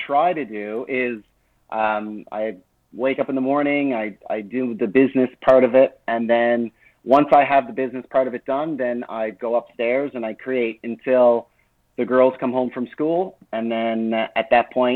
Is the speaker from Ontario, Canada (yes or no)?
no; New Brunswick, Canada; also born or lived in Nova Scotia / Moncton; now in Fogo Island, Canada; I was born in Nova Scotia and lived most of my life in New Brunswick.